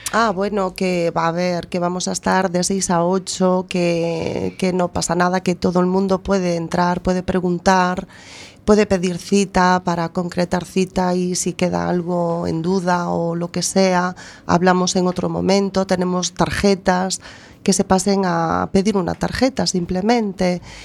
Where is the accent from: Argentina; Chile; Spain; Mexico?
Spain; A Coruña, Galicia; also born or lived in Boimorto; nací en Coruña, estuve mis primeros tres años en Boimorto, mi, mi, mi, pueblo materno.